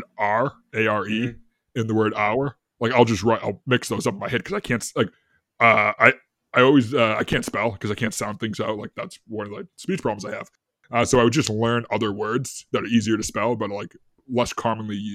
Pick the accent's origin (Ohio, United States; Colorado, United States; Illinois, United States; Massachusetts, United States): Massachusetts, United States; Boston; I'm from Boston